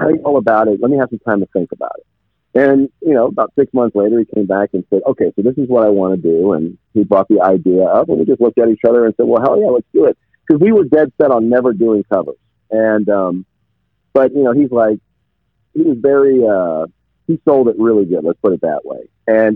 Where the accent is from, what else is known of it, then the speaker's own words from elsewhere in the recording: New Jersey, United States; I was raised in New Jersey